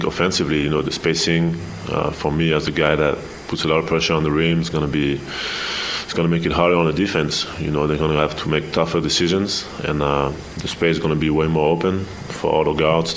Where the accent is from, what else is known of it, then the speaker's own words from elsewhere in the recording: France; now in United States; growing up in Europe